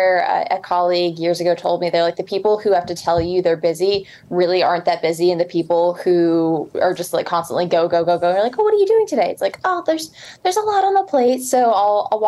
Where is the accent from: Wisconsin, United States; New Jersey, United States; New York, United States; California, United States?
New York, United States; the Catskills, upstate; moved away; I grew up in the Catskills in upstate New York.